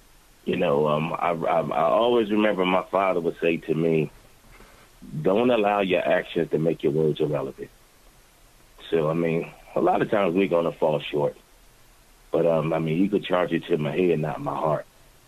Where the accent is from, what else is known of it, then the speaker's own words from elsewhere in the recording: Philadelphia, Pennsylvania, United States; Philadelphia was my everything. Definitely was. It helped me mold into the person that I am.